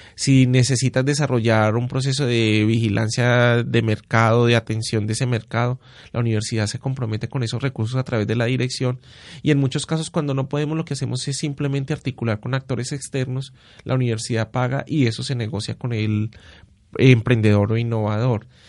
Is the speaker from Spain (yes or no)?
no; Paisa, Antioquia, Colombia; lo que somos los paisas